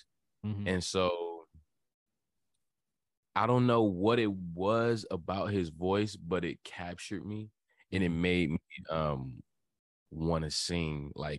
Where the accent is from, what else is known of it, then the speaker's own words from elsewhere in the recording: Hampton, Virginia, United States; also born or lived in Florida; Yeah, I'm from Hampton, 757.